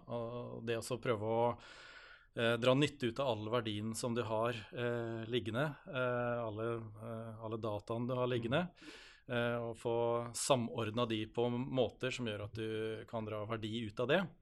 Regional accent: Halden, Østfold, Norway; jeg kommer fra Halden og bor i Halden

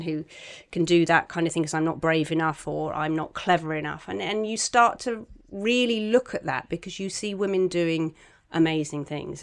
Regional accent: Cornwall, South West England, United Kingdom; moved away; I'm from Cornwall, I go back a lot

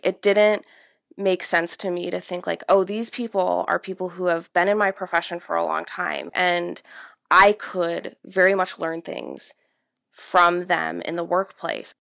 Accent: Midwest, United States; the area that I grew up in in the Midwest

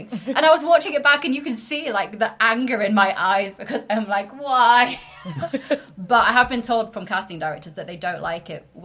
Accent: York, Yorkshire and the Humber, United Kingdom; I'm originally from York. I don't have the accent. My parents have very strong northern accents.

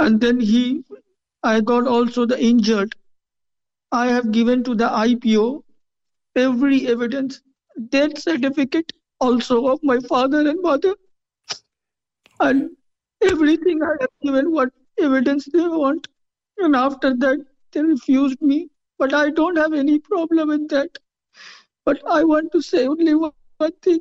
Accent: India; moved away as an adult; now in Cork, Ireland; I am from India

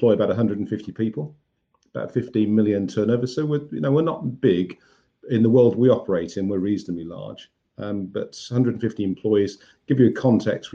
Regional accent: Birmingham, West Midlands, United Kingdom; I went back to my hometown of Birmingham

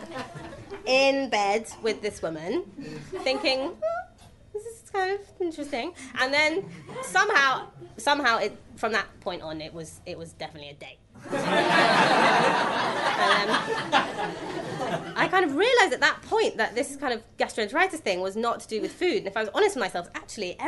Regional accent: England, United Kingdom; moved away as an adult; now in New York, United States; my "of course" kind of outed me as English

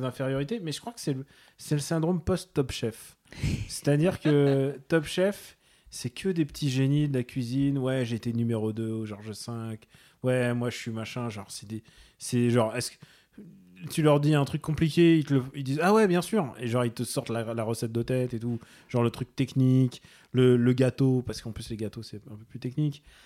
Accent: Russia; je suis russe

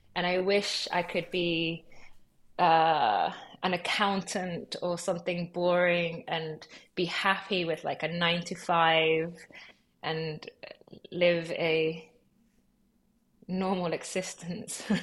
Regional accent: London, United Kingdom; also born or lived in Lima, Peru / Los Angeles, United States; I grew up in LA from when I was three months old until I was eight. And then I moved to London when I was eight. Um, I would say that London is my home

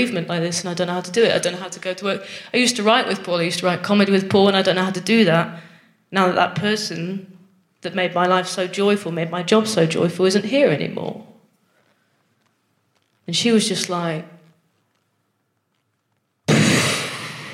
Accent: Nottingham, East Midlands, United Kingdom; I'm from Nottingham

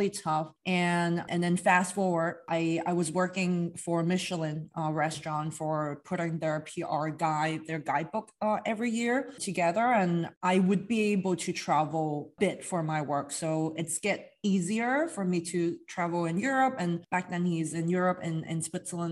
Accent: Hong Kong; moved away; I'm from Hong Kong originally

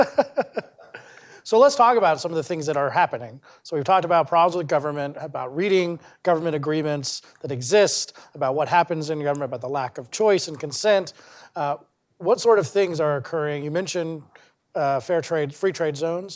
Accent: Parker, Colorado, United States; I grew up in Parker, Colorado

